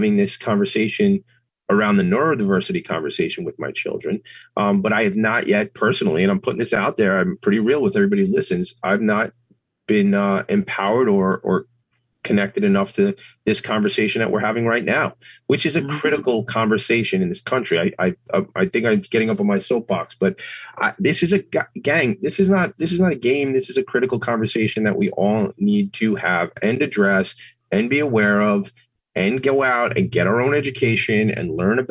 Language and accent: English; Long Island, New York, United States; I grew up here on Long Island, pretty diverse place to grow up